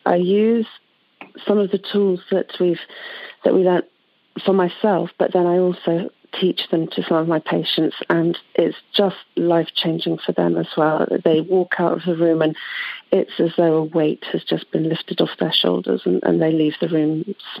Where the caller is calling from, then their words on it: London, United Kingdom; I'm calling from London in the UK.